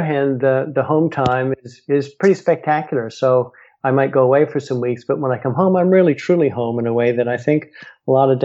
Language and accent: English; United States; I'm American and, you know, live here in the US